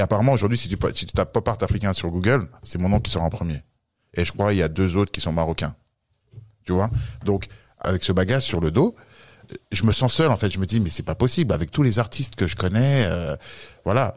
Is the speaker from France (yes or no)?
yes; France; je suis né en France et euh, d'origine camerounaise